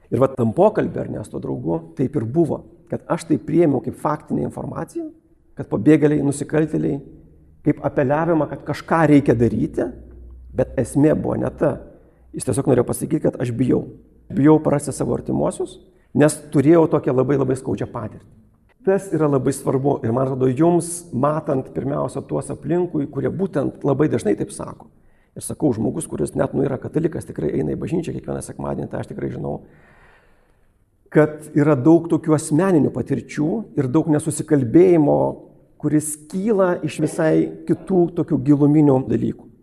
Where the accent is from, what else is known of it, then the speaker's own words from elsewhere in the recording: Lithuania; Jis buvo vokietis, aš esu lietuvis